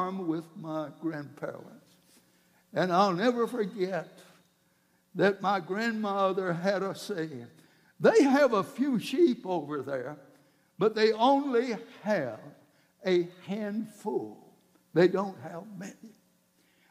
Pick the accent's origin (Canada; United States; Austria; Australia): United States; South Georgia; I grew up down in South Georgia